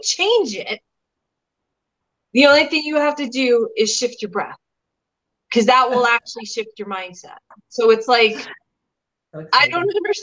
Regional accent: New York City, New York, United States; I was from the Bronx

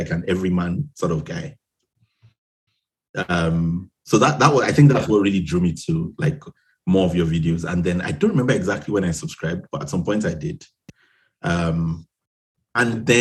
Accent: Nigeria; also born or lived in Edinburgh, United Kingdom; now in Ipswich, United Kingdom; I grew up in Nigeria, which is where most of my family and, you know, my friends before now are

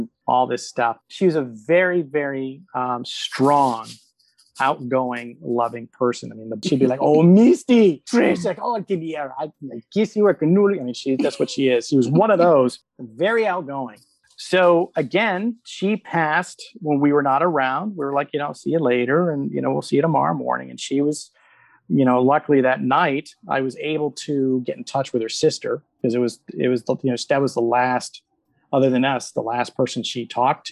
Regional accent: Sarasota, Florida, United States; now in Orlando, United States; we grew up in Sarasota

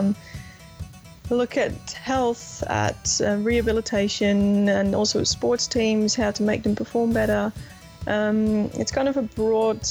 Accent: Netherlands; I'm from the Netherlands

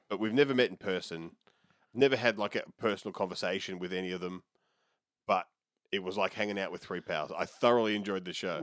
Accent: Melbourne, Victoria, Australia; When I was a kid growing up in Oakley

